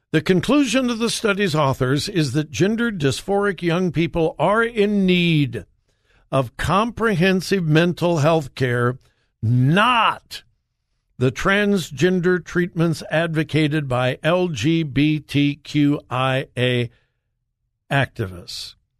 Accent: United States; I was from America

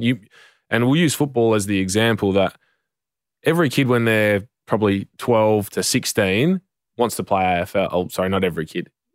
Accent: Western Australia, Australia; I'm from Western Australia

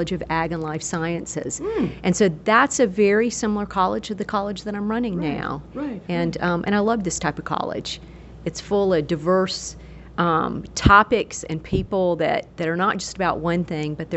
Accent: Gadsden, Alabama, United States; moved away; also born or lived in Virginia; I grew up in Gadsden, Alabama, which is a small town in northeast Alabama at the foothills of the Appalachian Mountains

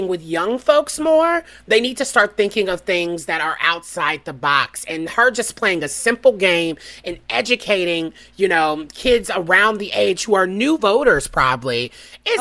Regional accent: Nashville, Tennessee, United States; moved away; It's my hometown at Belmont University

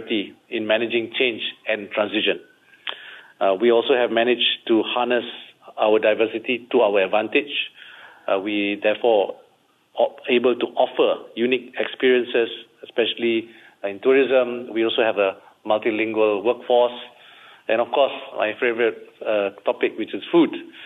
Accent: Malaysia; being Malaysian is something I'm very proud

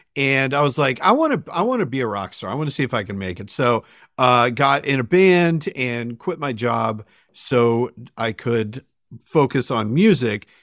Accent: Sandwich, Massachusetts, United States; I grew up in Sandwich, Massachusetts.

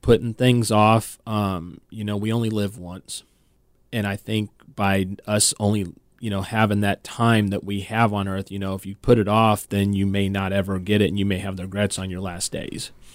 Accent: California, United States; moved away; I'm originally from California

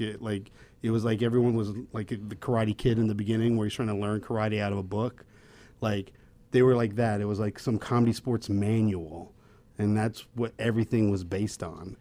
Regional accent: Raleigh, North Carolina, United States; moved away as an adult; also born or lived in Chicago / Amsterdam; now in Los Angeles, United States; I'm from, uh, Raleigh, North Carolina

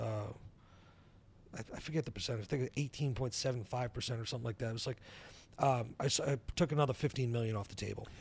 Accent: New Hampshire, United States; I live in New Hampshire, I grew up in New Hampshire.

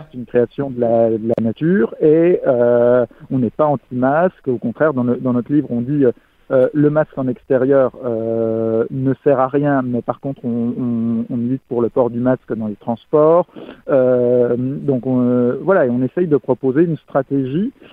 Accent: France; en tant que Français

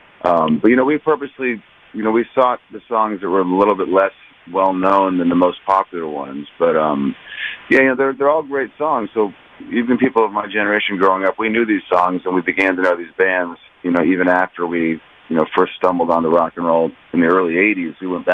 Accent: California, United States; I'm from California

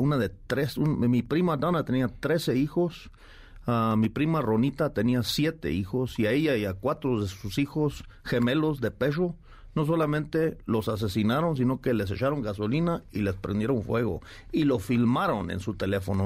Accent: Mexico

